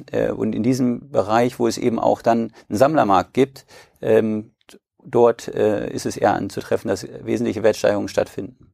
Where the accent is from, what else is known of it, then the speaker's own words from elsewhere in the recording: Braunschweig, Lower Saxony, Germany; ich komme aus Braunschweig